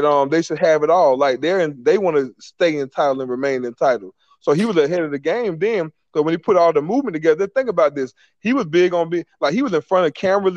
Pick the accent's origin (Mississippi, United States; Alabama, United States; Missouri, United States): Alabama, United States; I'm from Alabama